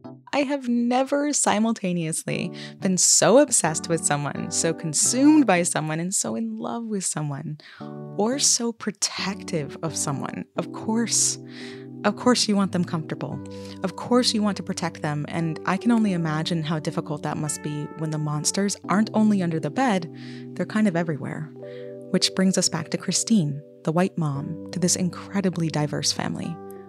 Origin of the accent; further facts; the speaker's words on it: Vermont, United States; Growing up in Vermont, black can sometimes be so uncomfortable